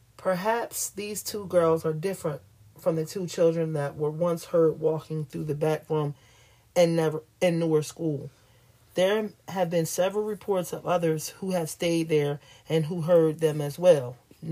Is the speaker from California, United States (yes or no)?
yes; Sacramento, California, United States; I grew up in Sacramento and was living in the Creekside Apartments with my mom and sister.